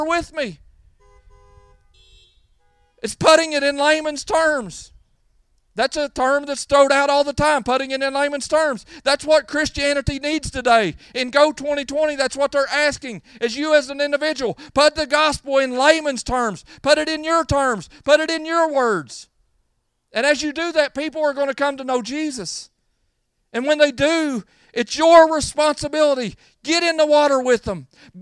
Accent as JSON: {"language": "English", "country": "United States", "said": "I love being American"}